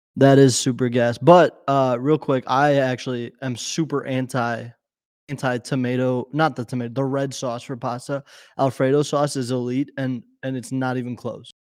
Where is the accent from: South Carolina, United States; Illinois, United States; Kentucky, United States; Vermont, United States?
Illinois, United States; Chicago; we're from Chicago. We are not from anywhere outside of Chicago